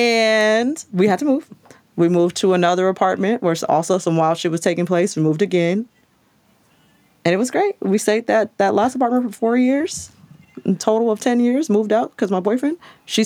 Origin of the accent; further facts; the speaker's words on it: Long Beach, California, United States; also born or lived in Santa Cruz, California / Los Angeles, California; I'm from Long Beach, which is LA County.